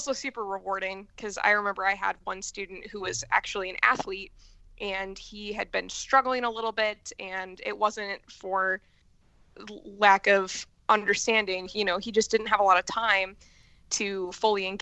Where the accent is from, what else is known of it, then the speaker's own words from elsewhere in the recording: Michigan, United States; moved away as an adult; also born or lived in Idaho; now in Chicago, United States; I'm originally from Michigan.